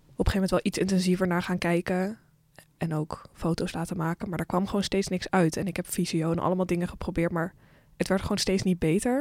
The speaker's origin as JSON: {"language": "Dutch", "country": "Netherlands", "said": "voor de rest kom ik uit het Westen, uit Europa. En dan uit Nederland"}